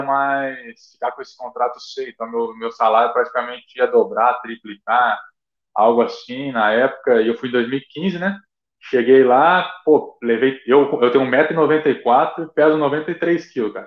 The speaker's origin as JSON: {"language": "Portuguese", "town": "Araçatuba", "region": "São Paulo", "country": "Brazil", "moved": "yes", "said": "eu sou de Aracatuba, tava em casa"}